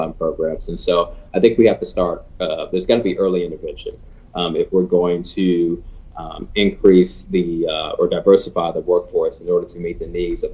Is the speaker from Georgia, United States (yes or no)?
no; Chicago, Illinois, United States; my hometown of Chicago